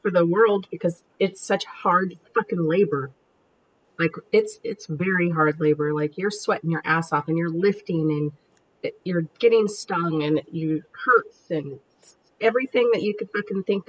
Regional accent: United States; I'm American

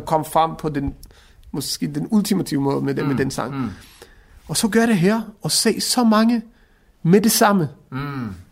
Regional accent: Israel; now in Denmark; jeg er også et etnisk dansk, selvom jeg er opvokset i Israel, men begge mine forældre er etnisk danskere

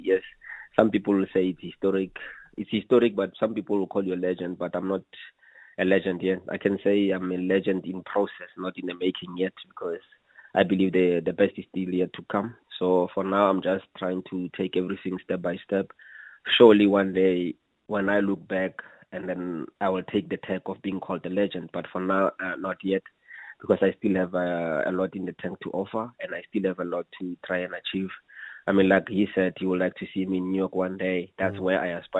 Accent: Mahikeng, North West, South Africa; I'm from Mafikeng

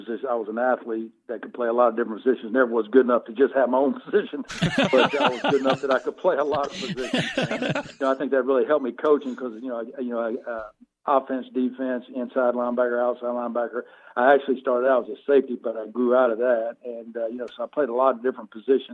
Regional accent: Jacksonville, North Carolina, United States; now in Arizona, United States; I grew up in Jacksonville, North Carolina. It's out on the coast, the east coast of North Carolina, small town

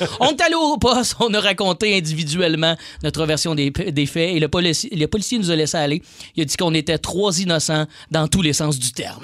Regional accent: Joliette, Quebec, Canada; dans ma ville natale, où je viens de Joliette, l'école secondaire est collée sur euh, la prison des femmes de Lanaudière.

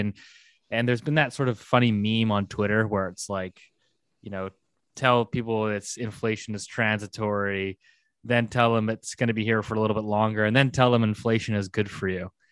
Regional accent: Canada; good Canadian folks that we are

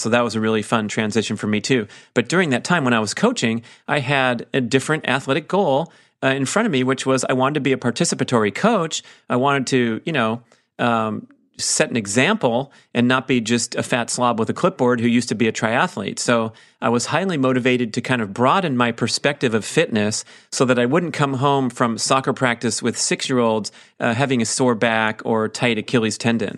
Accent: Auburn, California, United States; my hometown where I trained for triathlons for many years

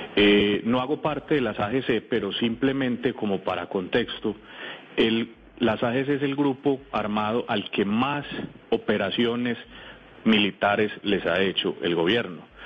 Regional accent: Rionegro, Antioquia, Colombia; Yo soy de Río Negro, Antioquia

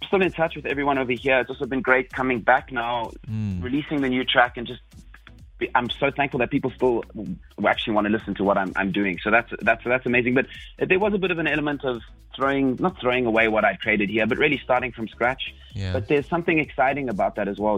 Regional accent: South Africa; moved away as an adult; also born or lived in Belgium; I am 100% South African

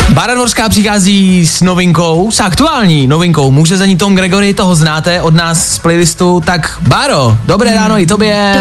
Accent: Pardubice, Pardubice Region, Czechia; Od Pardubic pocházím

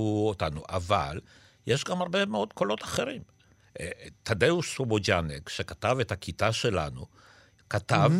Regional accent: Israel; also born or lived in Poland; אנחנו עלינו לארץ מפולין, ואני עליתי כילד

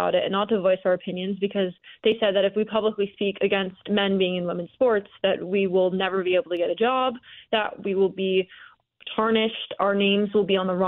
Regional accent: the North, United States; moved away; I'm from the North originally

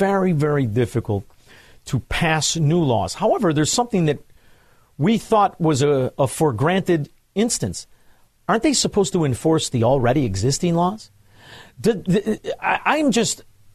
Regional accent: Chicago, Illinois, United States; I'm from Chicago

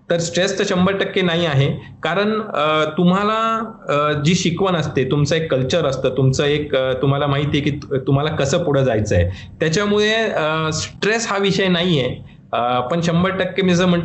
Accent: Ahmednagar, Maharashtra, India; मलाही गर्व वाटतो की मी अहमदनगरमध्ये जन्मलो आहोत आहोत आणि माझा जन्म नगरचा आहे माझा शिक्षण अहमदनगरमध्येच झाला कॉलेज सुद्धा मी नगरमध्येच शिकलो

